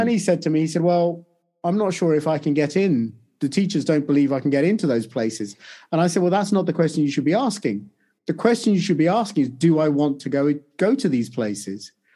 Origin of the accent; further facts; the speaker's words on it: United Kingdom; also born or lived in India; I grew up in the U K